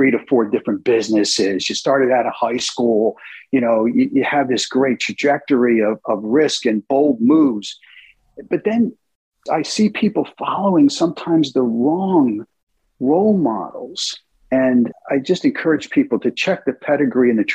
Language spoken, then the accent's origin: English; United States; moved away as an adult; also born or lived in United Kingdom; as an American CEO